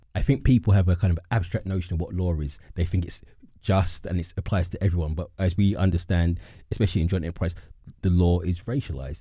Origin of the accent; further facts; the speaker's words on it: London, United Kingdom; I'm an East Londoner.